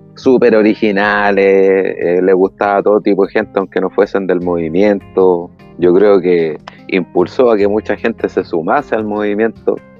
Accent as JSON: {"language": "Spanish", "country": "Chile"}